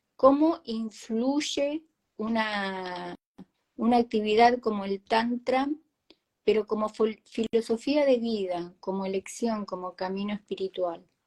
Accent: Argentina; los argentinos somos creativos

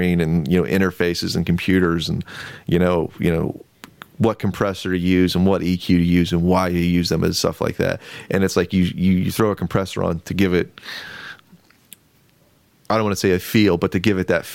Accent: Renovo, Pennsylvania, United States; born or raised there; also born or lived in Lock Haven, Pennsylvania

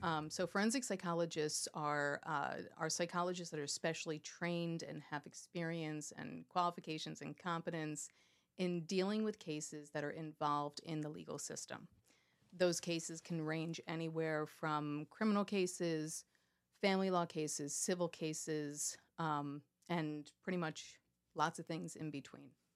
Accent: New York, United States; also born or lived in Miami, Florida; now in Pennsylvania, United States; I was born and raised in in New York, uh, okay. outside of this probably about 45 minutes outside of the city

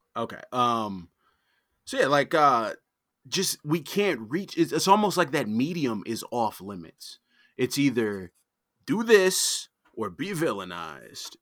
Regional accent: Detroit, Michigan, United States; also born or lived in Arizona / Arlington, Virginia; I'm born and raised in Detroit. I've lived other places. I've lived in, like, Arizona. I've lived in Virginia, in Arlington

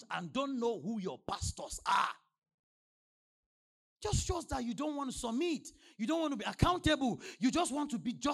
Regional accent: Nigeria; From the day I landed, let me tell you, before I came from Nigeria, they, were, they were sending updates.

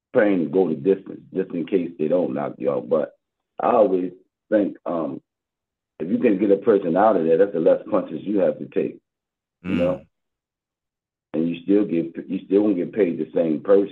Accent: Baltimore, Maryland, United States; I'm from Baltimore, born and raised Baltimore, Maryland, West Side

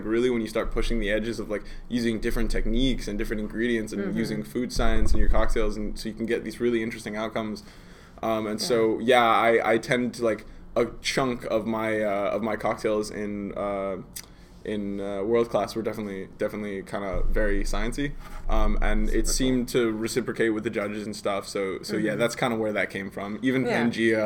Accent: United States; moved away as an adult; now in Iceland; I grew up in America, so I spent most of my childhood living there. I went to high school there, all

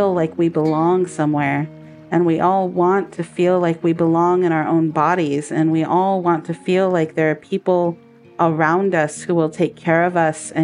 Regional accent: Central Valley of California, United States; I grew up in the Central Valley of California

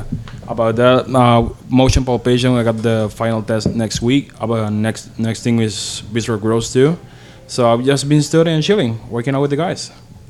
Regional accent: Puerto Rico; moved away as an adult; I'm from Puerto Rico.

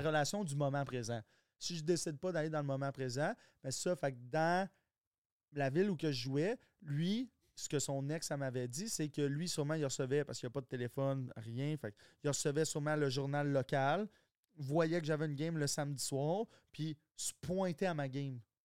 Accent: Quebec, Canada; accent: Québécois; Il y a, pas plus d'accent québécois que moi. je, suis comme dans, un québécois, québécois, mais j'ai aucune racine québécoise

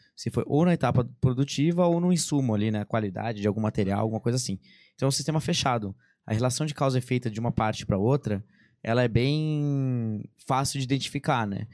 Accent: Bragança Paulista, São Paulo, Brazil; eu sou de Bragança Paulista, interior de são Paulo

